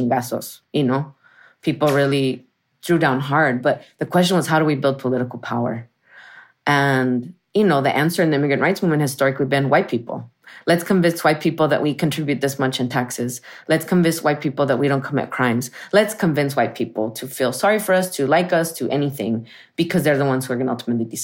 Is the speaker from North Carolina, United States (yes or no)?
no; Arizona, United States; moved away as an adult; also born or lived in San Francisco Bay Area; I'm from Arizona, Southwest. I'm from a barrio that is Mexican, Chicano, and Yaqui